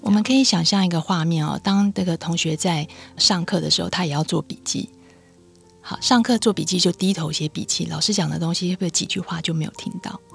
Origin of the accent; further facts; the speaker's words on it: Taiwan; 我是在台湾念书的博士，我也没有出过国哈